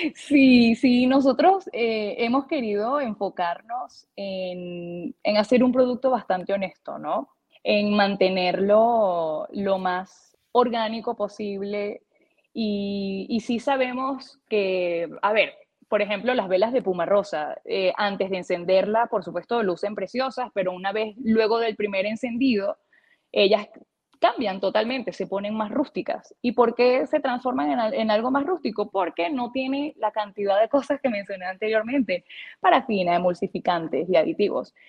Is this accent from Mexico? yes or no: no; Puerto Píritu, Anzoátegui, Venezuela; also born or lived in Caracas, Venezuela; yo nací en Caracas, pero me crié por varios años durante mi infancia en un pueblo llamado Puerto Píritu